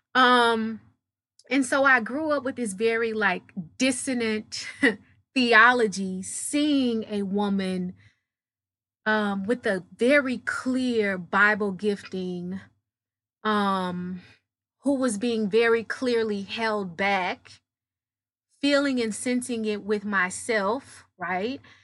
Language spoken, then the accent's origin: English; Dallas, Texas, United States; I'm from Dallas, Texas. I'm a country girl, uh, masquerading as a city slicker